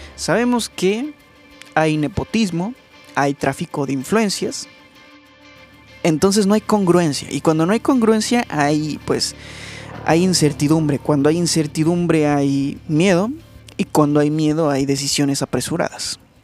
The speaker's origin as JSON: {"language": "Spanish", "country": "Mexico", "said": "porque en mi país, en México"}